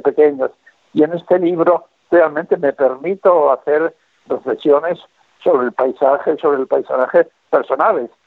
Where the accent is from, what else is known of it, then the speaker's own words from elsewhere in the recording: Bilbao, Basque Country, Spain; mi ciudad natal que es Bilbao